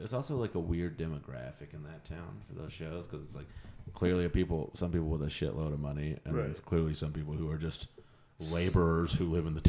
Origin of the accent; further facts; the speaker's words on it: Texas, United States; I'm from Texas.